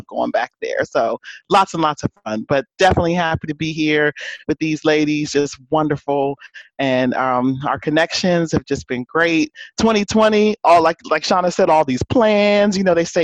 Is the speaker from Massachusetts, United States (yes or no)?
no; New Jersey, United States; Cowboy fan here, even though I'm from Jersey